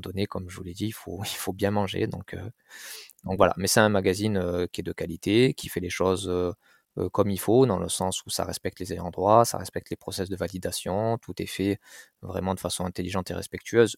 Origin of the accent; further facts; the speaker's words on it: Marseille, Provence-Alpes-Côte d'Azur, France; j'ai grandi à Marseille, dans un quartier populaire